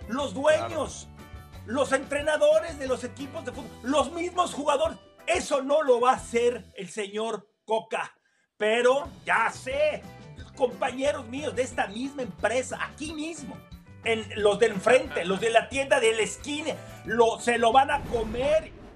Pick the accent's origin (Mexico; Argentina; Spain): Mexico; somos los mexicanos